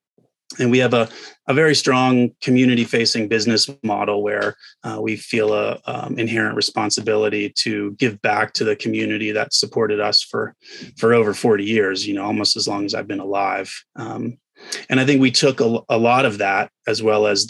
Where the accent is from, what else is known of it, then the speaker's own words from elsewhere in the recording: the South, United States; moved away as an adult; I grew up in the South